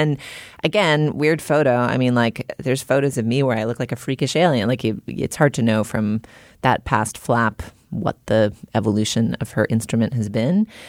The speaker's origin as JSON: {"language": "English", "area": "near Salem", "region": "New England", "country": "United States", "tie": "born or raised there", "said": "I grew up within, you know, however many miles of Salem"}